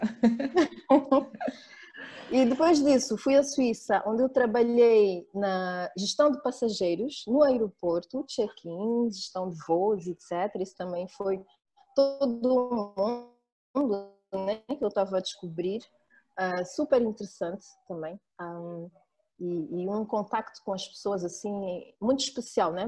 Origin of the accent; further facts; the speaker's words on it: Angola; moved away; also born or lived in France / Switzerland; Nasci e cresci em, eh, em Angola, uh, de uma mãe suíça, de um pai angolano